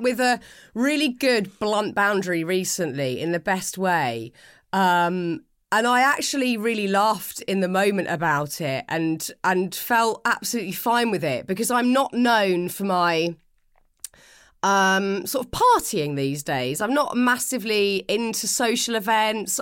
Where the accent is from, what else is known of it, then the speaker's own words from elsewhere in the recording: United Kingdom; I'm British and I have spent the last forty-one years m, mainly in the U K